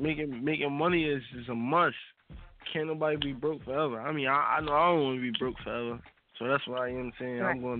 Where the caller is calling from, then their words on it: Philadelphia, Pennsylvania, United States; I'm calling from North. Every time I call, I just know I'm calling from North. You already know.